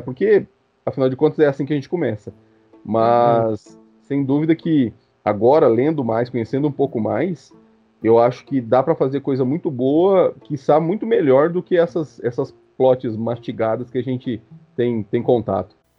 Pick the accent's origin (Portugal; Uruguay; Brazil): Brazil; Mato Grosso; Eu nasci no centro-oeste né, do, do, do Brasil, nasci no Mato Grosso